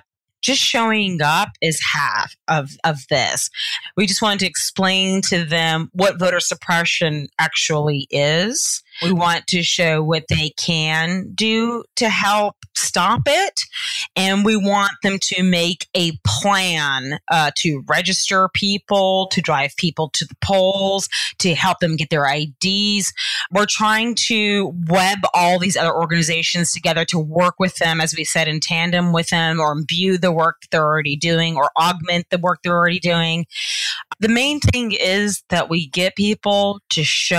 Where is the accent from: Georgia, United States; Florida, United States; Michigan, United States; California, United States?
Georgia, United States; accent: Southern; I'm from the South, Georgia